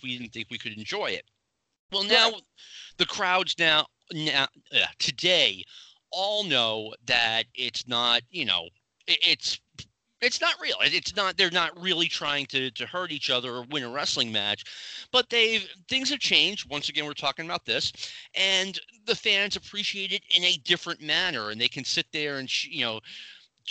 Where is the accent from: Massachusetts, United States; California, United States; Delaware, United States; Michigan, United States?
Massachusetts, United States; Boston; I grew up around the Boston area